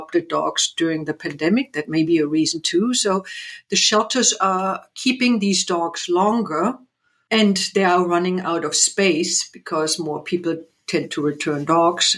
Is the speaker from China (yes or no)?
no; East Germany, Germany; moved away; I grew up in East Germany.